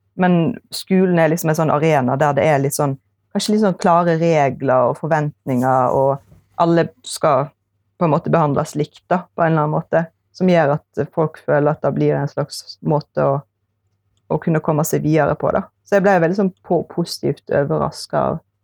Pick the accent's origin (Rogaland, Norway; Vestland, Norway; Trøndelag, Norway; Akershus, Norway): Vestland, Norway; Eksingedalen; jeg er fra Eksingedalen, som er den fineste plassen i verden